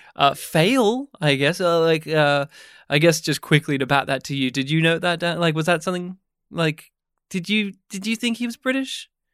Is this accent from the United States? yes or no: no; Australia; growing up in rural Australia, my hometown specifically did have a, a cinema.